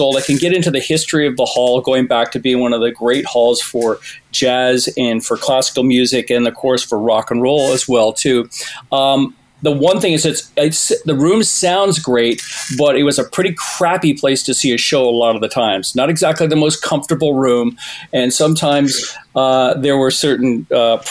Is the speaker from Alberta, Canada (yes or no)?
no; Toronto, Ontario, Canada; When I was a kid growing up in Toronto